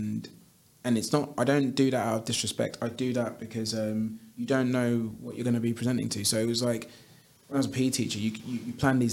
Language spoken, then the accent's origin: English; London, United Kingdom; I grew up in Clapham, South London